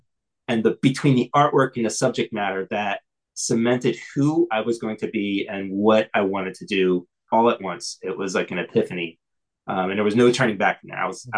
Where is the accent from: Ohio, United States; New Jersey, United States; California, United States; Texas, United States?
Texas, United States; born there; even though I was born in Texas, I was very much of a Northeastern snobby kind of mindset.